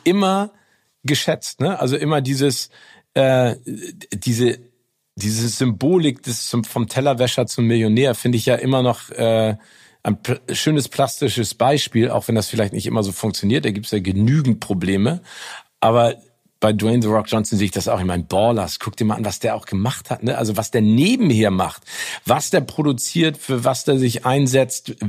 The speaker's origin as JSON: {"language": "German", "region": "Hamburg", "country": "Germany", "tie": "born or raised there", "said": "als Hamburger in Hamburg"}